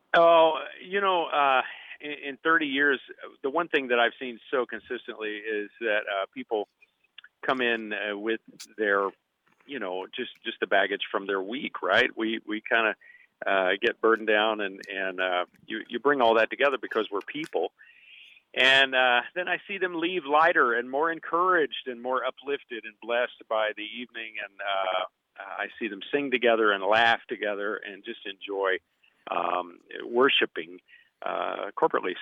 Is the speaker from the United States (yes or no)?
yes; Russell Springs, Kentucky, United States; I, I And from a small town of twenty-five hundred people in Kentucky, uh, the town is Russell Springs